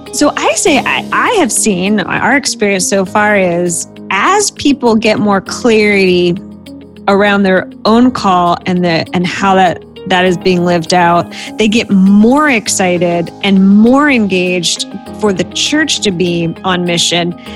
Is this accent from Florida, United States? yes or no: yes; Florida, United States; moved away as an adult; also born or lived in Virginia / New Jersey / Southern California; now in Atlanta, United States; I grew up in Florida.